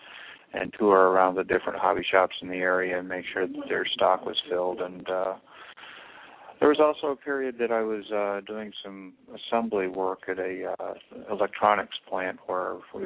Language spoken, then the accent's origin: English; Royal Oak, Michigan, United States; also born or lived in Topeka, Kansas / Mississippi / Louisiana / Turkey; we basically settled into Royal Oak, and I grew up around Royal Oak schools